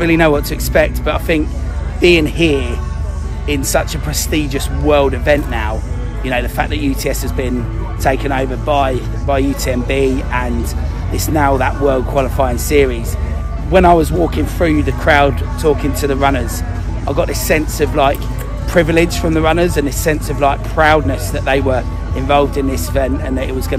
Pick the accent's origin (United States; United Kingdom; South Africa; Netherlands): United Kingdom; Cambridge, East of England; And obviously we're from Cambridge, so in terms of elevation, we don't get any of that.